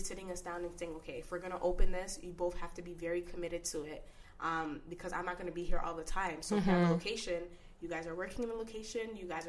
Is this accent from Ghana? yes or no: yes; Ghana; That's very taboo, you know, being Ghanaian, being African, you're going to be a girl and you're not going to be a nurse.